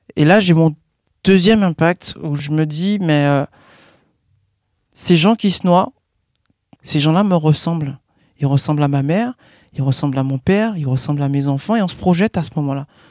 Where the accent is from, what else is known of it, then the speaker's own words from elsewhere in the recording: Guadeloupe; Je suis né en Guadeloupe